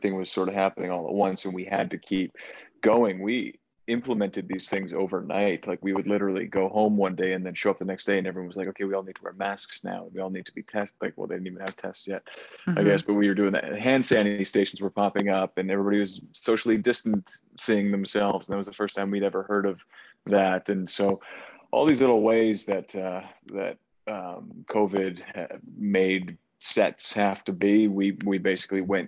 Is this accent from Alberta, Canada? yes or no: yes; Edmonton, Alberta, Canada; my hometown of Edmonton